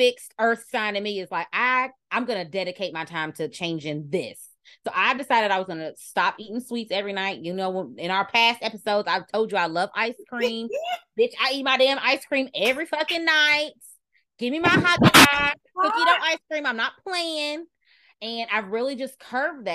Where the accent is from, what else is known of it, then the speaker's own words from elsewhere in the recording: Kentucky, United States; Y'all know I'm from Kentucky. I'm from the South.